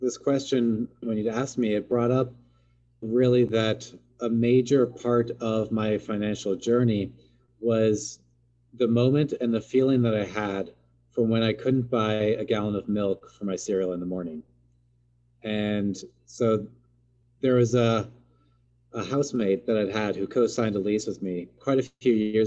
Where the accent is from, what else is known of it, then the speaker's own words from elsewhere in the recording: Seattle, Washington, United States; also born or lived in Portland; I grew up here in the Pacific Northwest near Seattle and went to college in Portland.